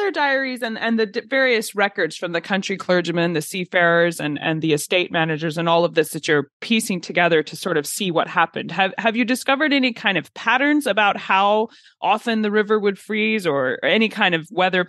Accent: Alabama, United States; I'm from Alabama. It doesn't hardly ever get that cold here for us.

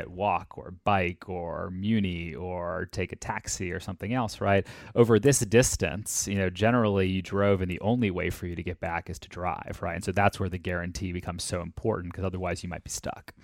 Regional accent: Atlanta, Georgia, United States; I grew up in Atlanta.

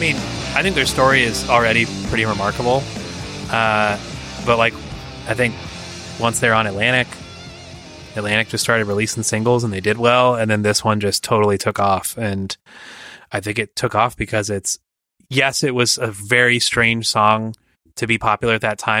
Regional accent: Lowestoft, East of England, United Kingdom; possibly because we're from Lowestoft in Suffolk, which is a fishing town.

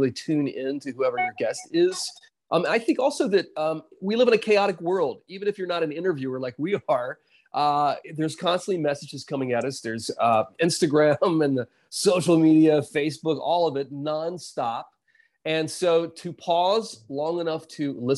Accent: South Carolina, United States; I grew up in South Carolina

